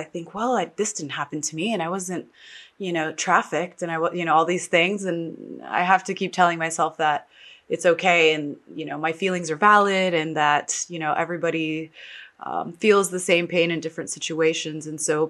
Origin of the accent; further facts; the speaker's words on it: New York, United States; born there; also born or lived in Texas; I was born in New York. I consider myself a New York Texan, which is totally the opposite of each other, but those are the two places that I really spent a lot of time in.